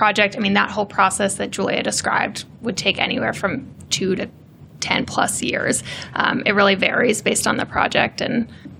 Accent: East Coast, United States; moved away as an adult; also born or lived in Boulder; I am originally from the East Coast and then went to CU Boulder.

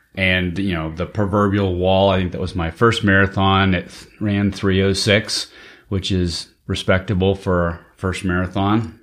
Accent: Central Valley of California, United States; growing up in the Central Valley of California

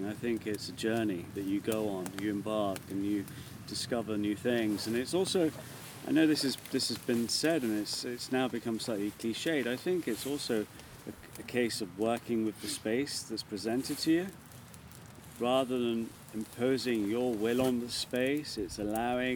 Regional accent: London, United Kingdom; Born and bred in London.

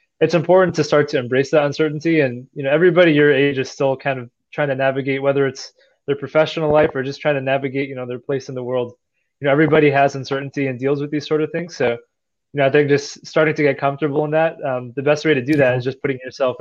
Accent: New Jersey, United States; where I grew up in New Jersey

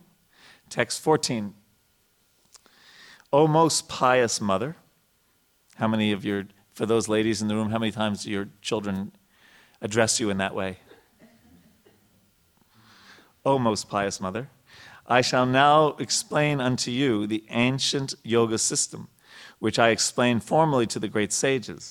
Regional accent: United States; when I grew up in America

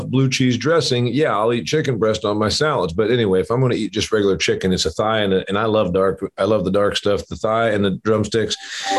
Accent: Indiana, United States; My home state of Indiana, I think, is number one or two duck producer

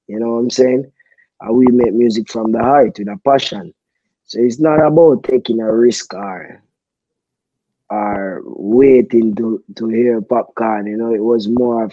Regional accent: Jamaica; as a Jamaican kid grow up, born and raised in Jamaica, you know, it's a God-fearing country

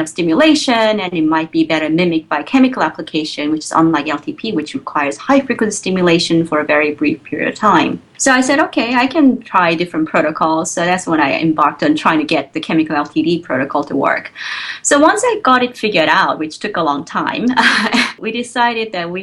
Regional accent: South Korea; moved away as an adult; also born or lived in Providence, United States; now in Baltimore, United States; So I grew up in Korea. So I spent all my, you know, student years in Korea, all the way up to the undergraduate university.

